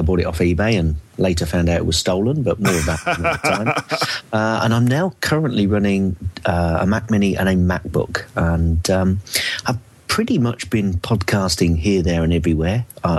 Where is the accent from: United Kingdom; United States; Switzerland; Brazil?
United Kingdom; Northampton, East Midlands; I'm basically from Northampton, which is in the Midlands of the UK